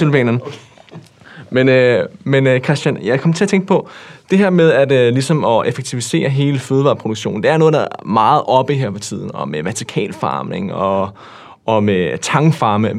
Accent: Denmark; jeg var dansker

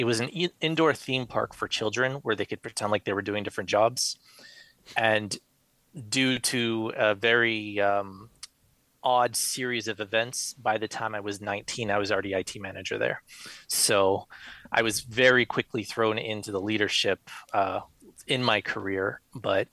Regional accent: South Florida, United States; moved away as an adult; now in Midwest, United States; Born and raised in South Florida, moved to the Midwest not too long ago.

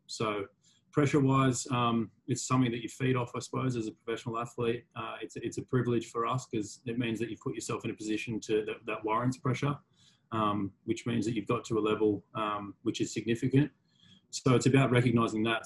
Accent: Sydney, New South Wales, Australia; I grew up in Manly on the northern beaches

